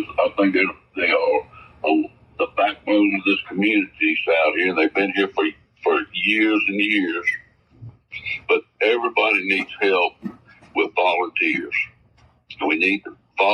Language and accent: English; Danville, Virginia, United States; also born or lived in Westover District, Pittsylvania County, Virginia; I was born in Danville and lived the last 38 years of in the Westover District